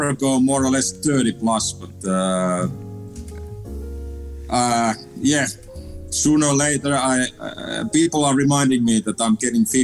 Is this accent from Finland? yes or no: yes; Finland; moved away as an adult; also born or lived in Amsterdam, Netherlands / Liverpool, England; my hometown in, in Finland